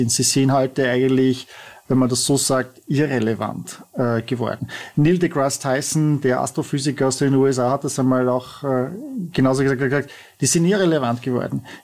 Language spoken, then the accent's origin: German; Vienna, Austria; Du bist Tiroler, ich bin Wiener